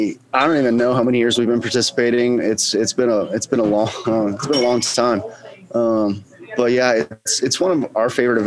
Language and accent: English; Waurika, Oklahoma, United States; I grew up in Warrico, Oklahoma, which is an hour and a half south of Oklahoma City. Population like 1,200. Graduated with 30 kids.